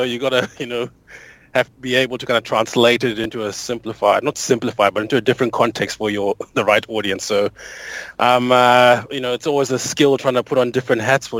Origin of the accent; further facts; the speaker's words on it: Zimbabwe; also born or lived in Botswana / South Africa / Auckland; now in Sydney, Australia; I'm originally from Zimbabwe, moved to Botswana, then to South Africa, went to uni in Cape Town, and then after Cape Town, I went to Auckland for a few years, and then moved to Sydney in the year 2012.